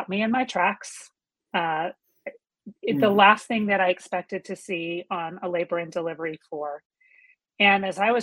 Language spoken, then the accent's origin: English; Georgia, United States; moved away as an adult; my husband and I made the decision to move back to Georgia, where I was from, moved into the house that I was born